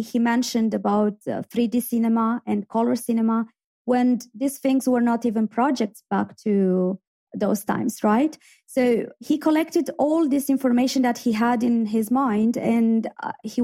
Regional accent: Iași, Iași County, Romania; moved away as an adult; now in Belfast, United Kingdom; my hometown, in Iași

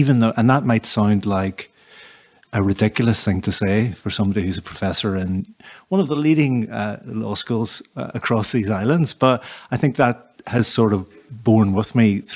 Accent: Derry, Northern Ireland, United Kingdom; I was born and brought up in Derry

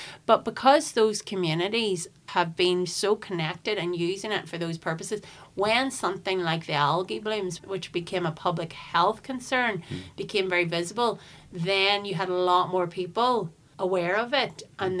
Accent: Cookstown, Northern Ireland, United Kingdom; also born or lived in Belfast; I'm in my 40s, I'm 45. I was born in Royal Victoria. Both my parents are from Belfast. And I grew up, though, in Tyrone, and just outside of Cookstown.

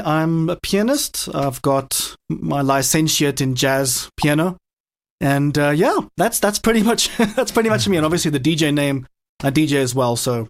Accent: South Africa; I'm from South Africa, totally blind. Was born that way.

